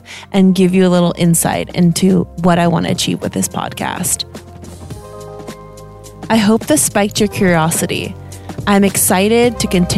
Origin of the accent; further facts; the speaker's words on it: Canada; moved away as an adult; now in Germany; I don't have a German accent. And it's because I'm Canadian. I moved to Germany about 8 or 9 years ago